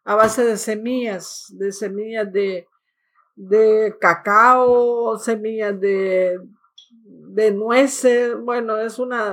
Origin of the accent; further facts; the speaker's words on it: San Salvador, El Salvador; now in Canada; Yo nací en, el, en San Salvador, eh, capital de El Salvador, Centroamérica.